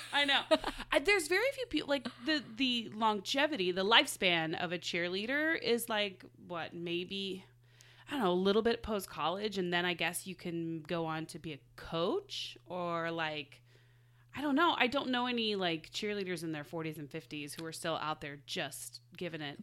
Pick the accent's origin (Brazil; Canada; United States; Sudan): United States; Midwest; I'm from the Midwest